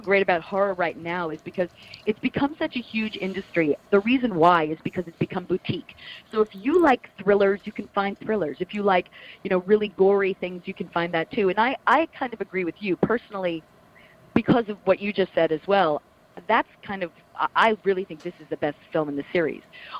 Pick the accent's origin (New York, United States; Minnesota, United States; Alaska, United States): New York, United States; Plainview; Yeah, I'm from Plainview. I got to say maybe 15 minutes or so from Amityville.